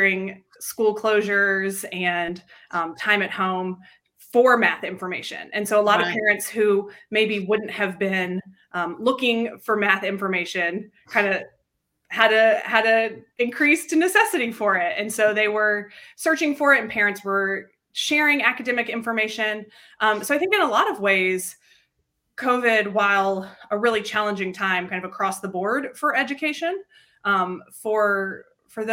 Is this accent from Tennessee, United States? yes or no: yes; Nashville, Tennessee, United States; also born or lived in Denver; I grew up in Nashville, born and raised here, and then went to college here too.